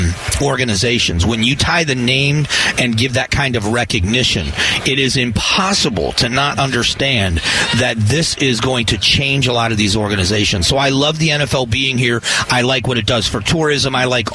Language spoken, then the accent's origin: English; Southwest Florida, United States; now in Arizona, United States; I grew up in Southwest Florida